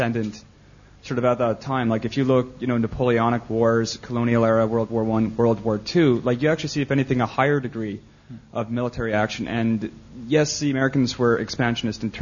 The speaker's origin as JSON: {"language": "English", "country": "Canada", "said": "I'm from Canada"}